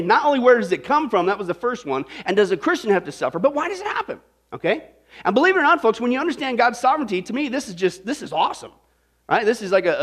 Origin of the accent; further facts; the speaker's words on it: Kansas, United States; I grew up in Kansas